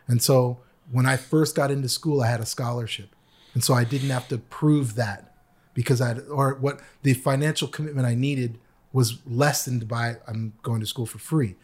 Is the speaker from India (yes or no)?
no; Canada; also born or lived in New York; now in United States; I was an international student because I am from Canada